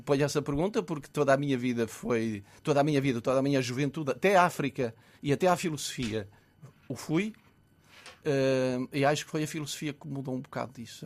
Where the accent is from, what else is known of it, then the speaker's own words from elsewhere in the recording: Minho, Norte, Portugal; havia 19 rapazes que estudavam no seminário na minha aldeia